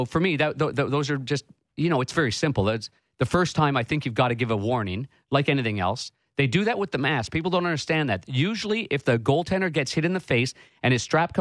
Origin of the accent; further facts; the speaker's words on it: Ottawa, Ontario, Canada; I grew up in Ottawa